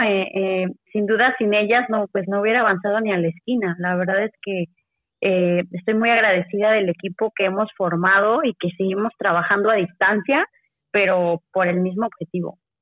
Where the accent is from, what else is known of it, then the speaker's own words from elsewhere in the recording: Mexico; Todos somos mexicanos